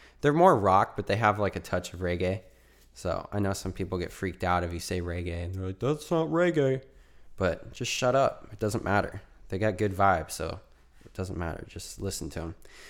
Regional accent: Arizona, United States; I'm from Arizona, so if you're in AZ as well

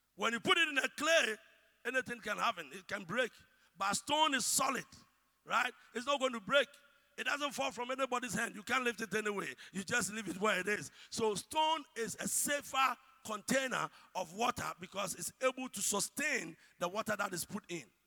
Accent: Ghana; As Ghanaian as we are

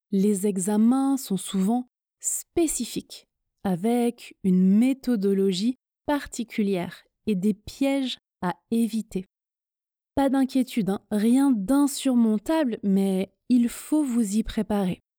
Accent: France; first language French; Je suis française, le français est ma langue maternelle, j'ai un niveau C2 en français.

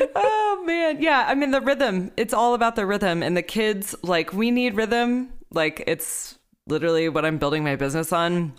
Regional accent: Texas, United States; moved away; I'm from Texas

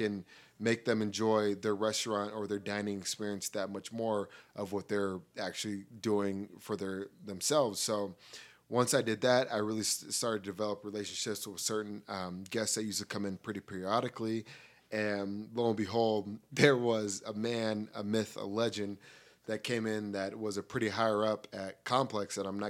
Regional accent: Colorado, United States; moved away as an adult; now in Monterey, United States; I moved from Colorado to Monterey, California in the Northern Bay of California. I'm very close to San Francisco.

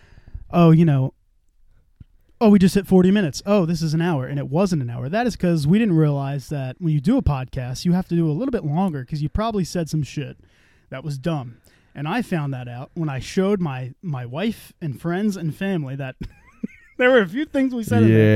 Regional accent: United States; I'm an American man

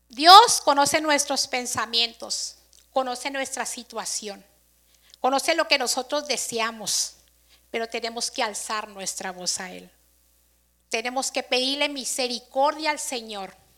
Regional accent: Mexico; Aquí todos festejamos, como buen mexicano

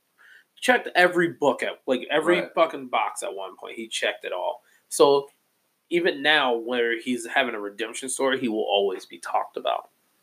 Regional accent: Chicago, Illinois, United States; also born or lived in Maywood, Illinois; Well, I grew up in Chicago, went to school in Maywood.

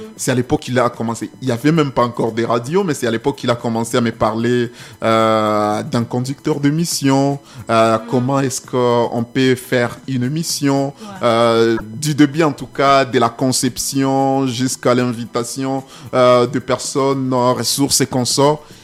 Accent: Goma, North Kivu, DR Congo; chez moi à Goma quand je mhm. rentre

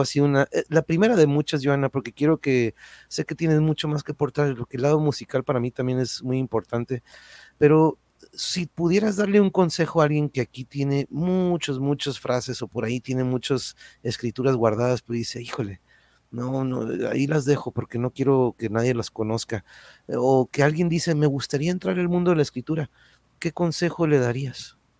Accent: Tijuana, Baja California, Mexico; moved away; also born or lived in Mexico City; yo nací, crecí aquí, este, nos fuimos un rato al DF, pero pues aquí estamos de nuevo en la Tijuas

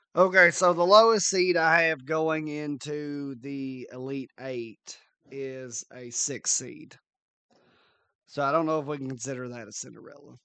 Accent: near Maysville, Kentucky, United States; which is one town over from my hometown.

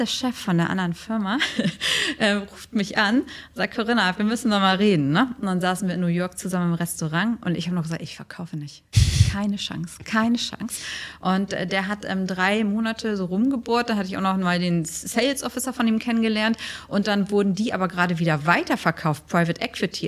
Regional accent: Germany; now in Dubai, United Arab Emirates; als Deutsche

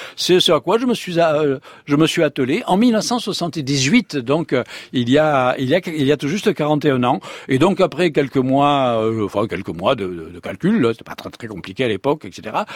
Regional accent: Provence-Alpes-Côte d'Azur, France; accent: southern (méridional), singsong; moved away as an adult; also born or lived in Paris; je suis né en Provence, comme vous l'attendez, en hein, mon accent encore un petit peu chantant

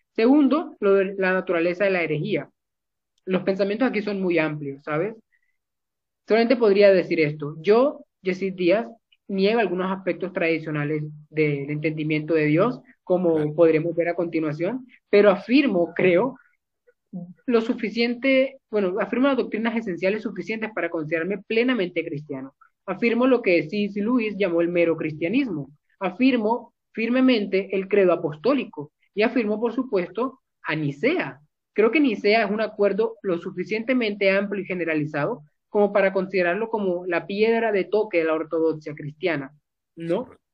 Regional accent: Barranquilla, Atlántico, Colombia; soy de Colombia, de Barranquilla específicamente

